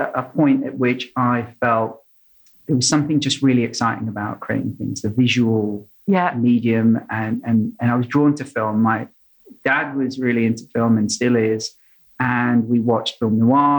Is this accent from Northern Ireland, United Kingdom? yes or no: no; London, United Kingdom; moved away as an adult; also born or lived in Sydney, Australia; I grew up in London, so you've got South London and North London